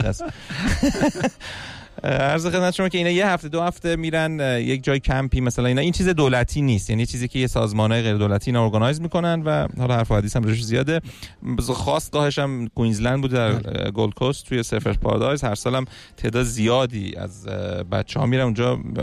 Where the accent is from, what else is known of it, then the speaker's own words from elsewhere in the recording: Iran; ما چون ایرانی هستیم